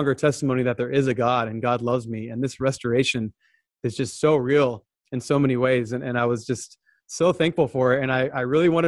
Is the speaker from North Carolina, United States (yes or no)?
no; Southern California, United States; I was born and raised in Southern California